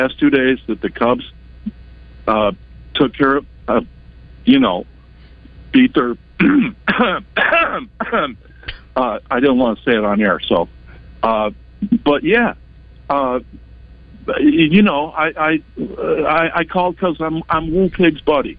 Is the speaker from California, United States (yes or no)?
no; Chicago, Illinois, United States; I'm born and bred in Chicago on the South Side